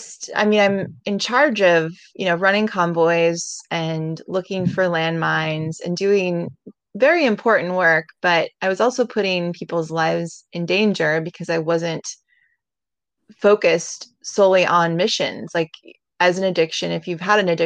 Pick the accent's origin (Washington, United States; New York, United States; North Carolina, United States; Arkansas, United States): Washington, United States; Seattle; moved away; I'm from Seattle, Washington. I was born there and raised there